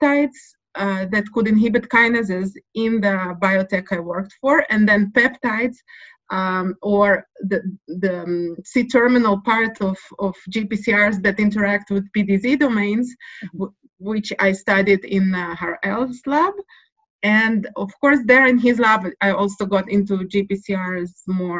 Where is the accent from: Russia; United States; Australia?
Russia; now in Jerusalem, Israel; I was born in Russia. So the Soviet upbringing is very clear